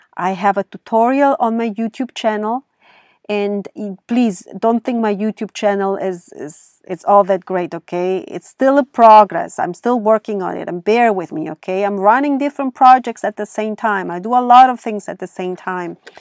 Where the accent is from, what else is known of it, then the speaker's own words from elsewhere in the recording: Germany; accent: thick accent; now in California, United States; I grew up in Germany, And over there, sports is a must in schools.